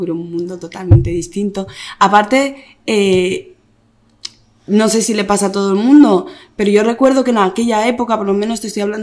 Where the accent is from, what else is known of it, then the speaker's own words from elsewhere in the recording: Barcelona, Catalonia, Spain; also born or lived in Malabo, Equatorial Guinea; Nací allí en Malabo ah. y me vine con seis años a Barcelona.